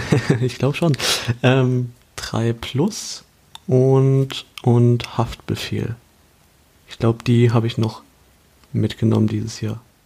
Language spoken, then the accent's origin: German; Kaiserslautern, Rhineland-Palatinate, Germany; meine Heimatstadt Kaiserslautern